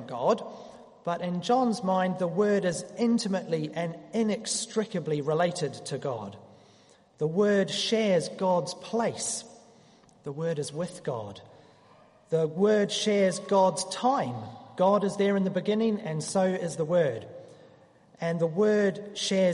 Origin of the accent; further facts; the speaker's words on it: New Zealand; moved away; As a Kiwi